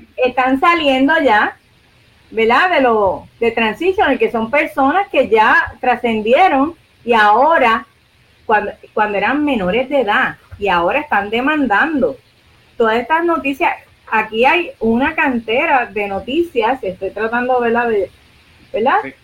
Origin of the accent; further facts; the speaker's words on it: Puerto Rico; nosotros somos territorio de los Estados Unidos